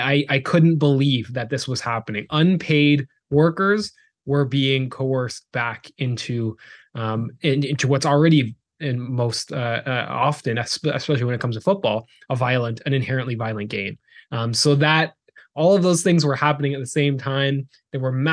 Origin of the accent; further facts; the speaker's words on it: Canada; moved away as an adult; also born or lived in South Carolina; we are Canadian. Grew up in Canada